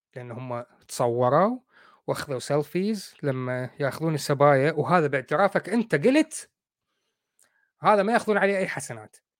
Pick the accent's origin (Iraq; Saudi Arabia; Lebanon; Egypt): Iraq; إحنا عندنا بالعراق نقول عفطة